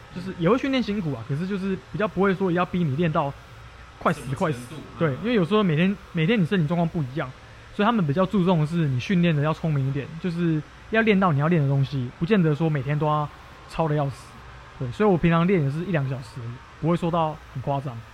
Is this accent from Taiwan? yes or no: yes; Taiwan; 我是台湾人嘛